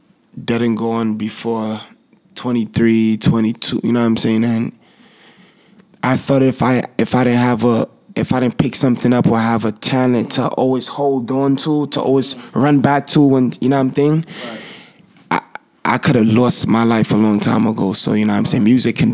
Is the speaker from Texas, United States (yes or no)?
no; New York City, New York, United States; where I'm from, if you guys know where I'm from East Flatbush